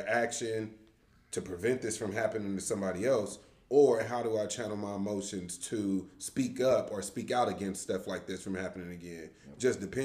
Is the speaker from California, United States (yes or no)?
yes; Los Angeles, California, United States; growing up in the Crenshaw community ever since a kid, since I was born. I mean, I've always stayed in the Crenshaw